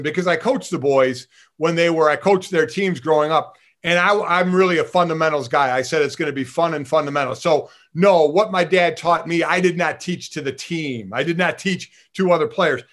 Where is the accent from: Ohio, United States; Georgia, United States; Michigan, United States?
Ohio, United States; Cleveland; my hometown team of the Cleveland Browns